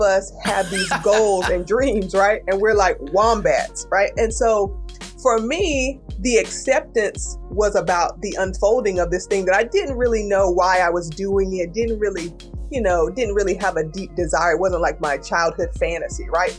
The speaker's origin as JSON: {"language": "English", "town": "Kinston", "region": "North Carolina", "country": "United States", "said": "I'm a girl from Kinston, North Carolina, and that's like a eastern North Carolina town"}